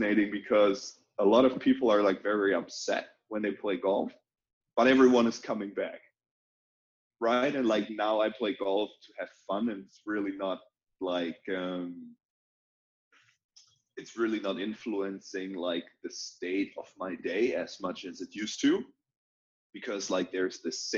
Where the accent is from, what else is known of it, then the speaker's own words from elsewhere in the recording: near Cologne, North Rhine-Westphalia, Germany; moved away; also born or lived in Australia / Chile / China / United States; I grew up in a small town